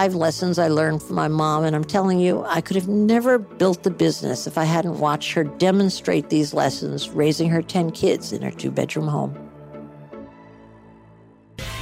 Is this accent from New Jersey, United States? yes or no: yes; Edgewater, New Jersey, United States; New Jersey, my home state